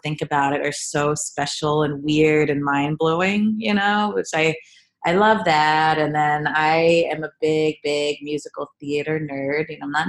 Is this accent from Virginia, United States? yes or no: yes; Richmond, Virginia, United States; now in New York City, United States; I grew up in Richmond, Virginia.